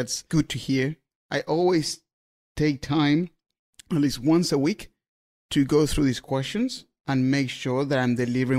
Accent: Argentina; English is a second language; I'm from Argentina. I would love to have Vinomofo Argentina.

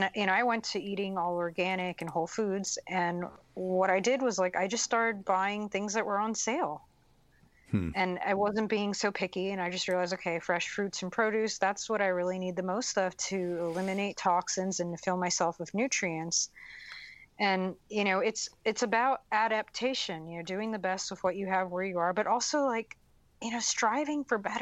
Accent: United States; I grew up really poor in American standards on food stamps, welfare, Section 8

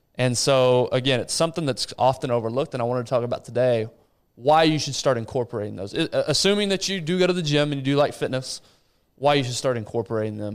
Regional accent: Abilene, Texas, United States; moved away; hometown of Abilene

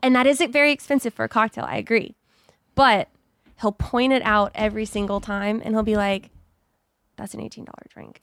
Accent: Texas, United States; moved away as an adult; now in Los Angeles, United States; I was born in Texas

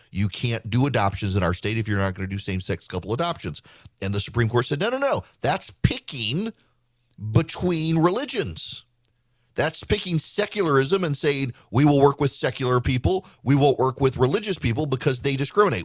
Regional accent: Georgia, United States; I've done my bit for, for politics in my home state

